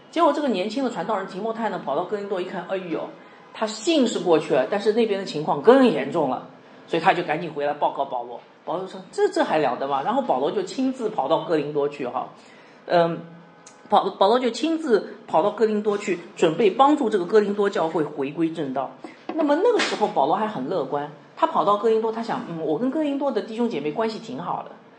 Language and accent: Chinese; Shenzhen, Guangdong, China; now in Guangzhou, China; 那现在是我们这里是广州，就我们从我从深圳来哈，应该深圳非常的呃，就是贸易非常的发达